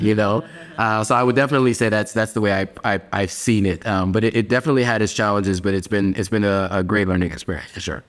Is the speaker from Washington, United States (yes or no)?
no; Pennsylvania, United States; moved away as an adult; also born or lived in New York City, New York / Los Angeles, California; now in Accra, Ghana; when people ask me where I'm from, I always say Pennsylvania and New York. Like, New York was my home, but I spent more time in Pennsylvania than I did in New York.